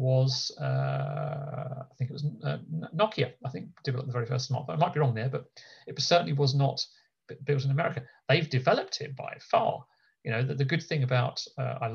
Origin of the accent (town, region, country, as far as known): United Kingdom